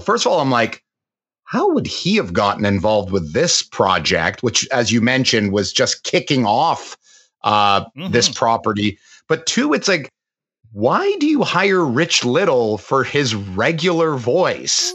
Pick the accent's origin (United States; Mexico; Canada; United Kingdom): Canada; growing up in Canada